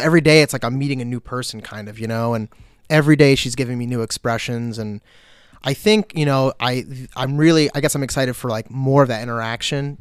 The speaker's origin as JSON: {"language": "English", "town": "Long Beach", "region": "New York", "country": "United States", "tie": "born or raised there", "also_born_or_lived": "Newport, Vermont", "moved": "as an adult", "lives_now": "Vermont, United States", "said": "I grew up in Long Beach, which is a small city uh, about 50 minutes outside of New York City."}